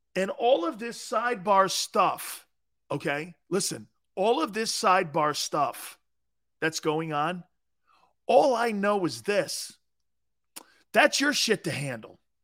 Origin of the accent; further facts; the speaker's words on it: Stamford, Connecticut, United States; moved away; also born or lived in Tampa, Florida; I'm from the Cove. The Cove was like, back then it wasn't a tie-in section. It was a seafood place. It was a fishing area, you know, you're down close to the beaches. I lived near the beaches when I was growing up